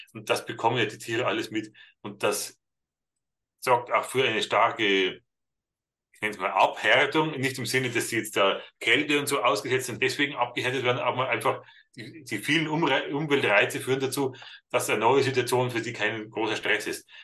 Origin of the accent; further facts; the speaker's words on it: Bavaria, Germany; bei uns in Bayern